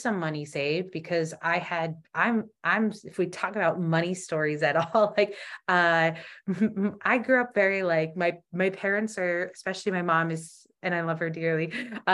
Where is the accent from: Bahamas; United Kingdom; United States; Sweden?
United States; Ohio; moved away as an adult; also born or lived in Indiana / New York City; now in Florida, United States; Growing up in Ohio, my parents still live in Ohio